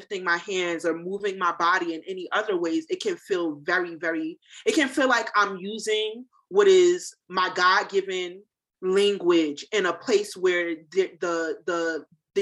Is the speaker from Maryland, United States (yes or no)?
no; New Jersey, United States; now in North Carolina, United States; I'm from New Jersey, mm-hmm. You know, Jersey girl through and through